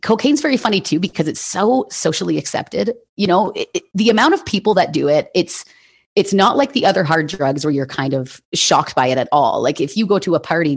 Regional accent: Hamilton, Ontario, Canada; I was born and raised in Hamilton, Ontario, in Canada

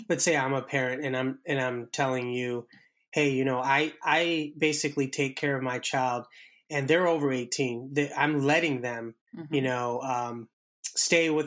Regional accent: India; I'm Indian myself

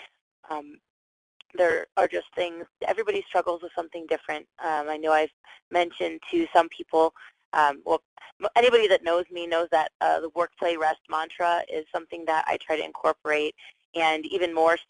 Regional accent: Atlanta, Georgia, United States; now in Colorado, United States; I'm actually originally from Atlanta

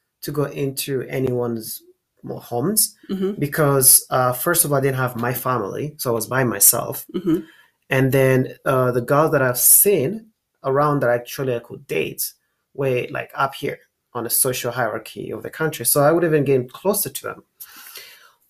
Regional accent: Rwanda; moved away as an adult; now in United States; I am from Rwanda. I was raised in Rwanda, and I've lived here almost my whole life. And I'm in America right now.

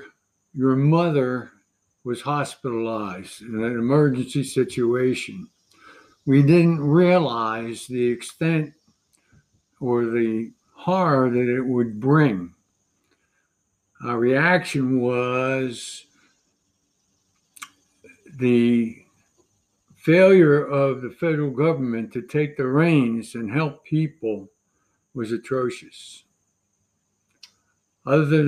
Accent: Philadelphia, Pennsylvania, United States; I was born and lived in Southwest Philadelphia for the first 9 years of my life

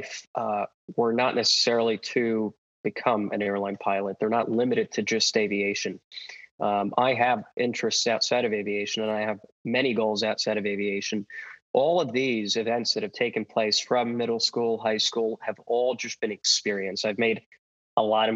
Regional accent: New York City, New York, United States; I'm from Brooklyn, New York

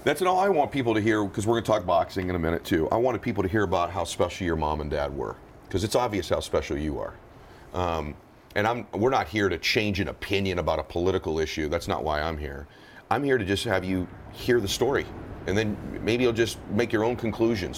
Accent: Southern California, United States; I grew up in Southern California

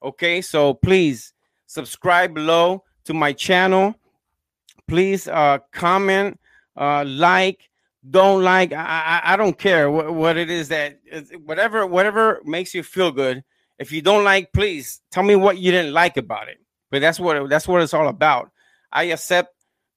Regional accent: Gary, Indiana, United States; now in Orlando, United States; from Indiana, my hometown. I was born in Gary, Indiana

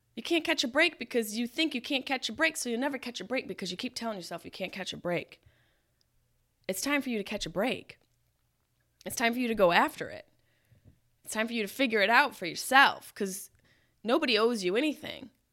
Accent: Syracuse, New York, United States; my house where I grew up in Syracuse, New York

